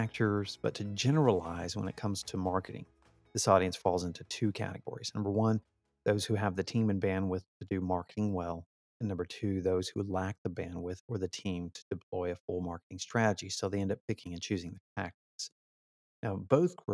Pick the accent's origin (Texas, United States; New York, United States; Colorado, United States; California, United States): Texas, United States; accent: Texas; my Texas bred accent